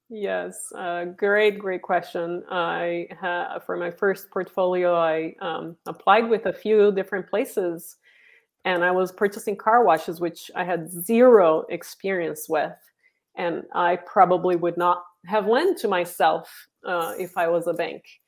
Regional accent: Brazil; moved away as an adult; now in San Francisco Bay Area, United States; I'm originally from Brazil and, uh, moved to the, to, um, San Francisco Bay Area twenty years ago

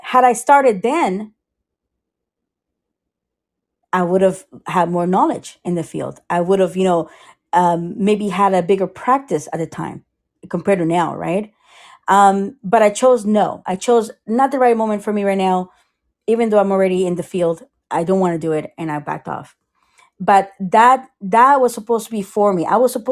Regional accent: Costa Rica; now in Sarasota, United States; I am from Costa Rica

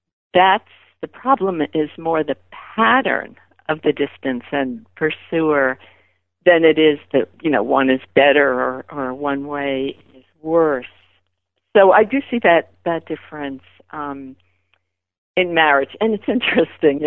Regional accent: New York City, New York, United States; growing up in Brooklyn

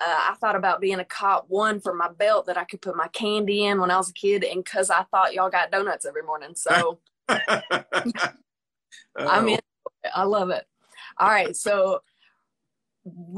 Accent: Pine Bluff, Arkansas, United States; I'm actually from Pine Bluff.

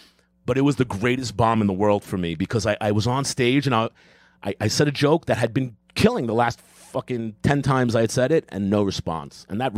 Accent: New York City, New York, United States; I'm from Queens.

